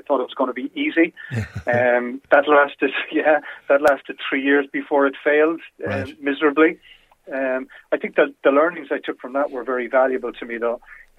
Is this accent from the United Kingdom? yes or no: no; Cork, Munster, Ireland; also born or lived in Dublin; I'm a Corkonian